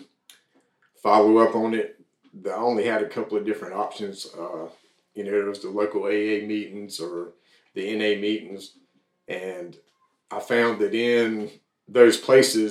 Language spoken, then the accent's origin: English; New Bern, North Carolina, United States; I grew up in New Bern, North Carolina.